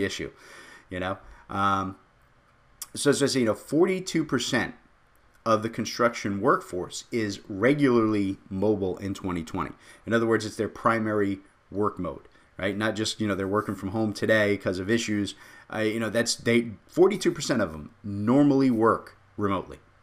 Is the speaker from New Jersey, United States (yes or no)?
yes; Jersey City, New Jersey, United States; I come from Jersey City